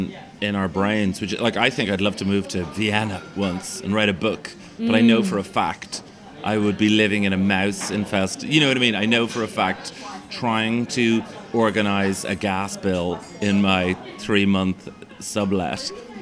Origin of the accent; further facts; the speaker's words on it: Australia; Growing up in Australia, I always dreamt of one day playing banjo on the streets of Zagreb.